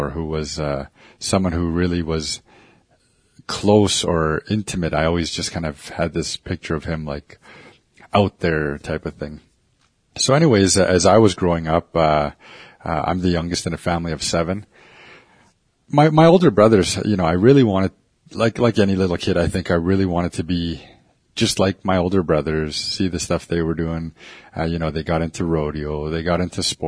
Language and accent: English; Hobbema, Alberta, Canada; also born or lived in Ermineskin Reserve; I'm from the Samson Cree Nation. Out here in Hobima, we have four reserves.